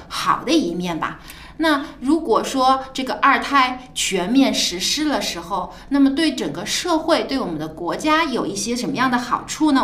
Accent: China; 我们中国人

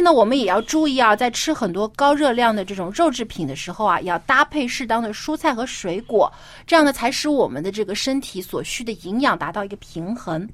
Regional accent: Jiangsu, China; 我的家乡是在，啊，南方，江苏。那我们那儿呢，就有一个这样的风俗，就是说过年的时候要吃菠菜

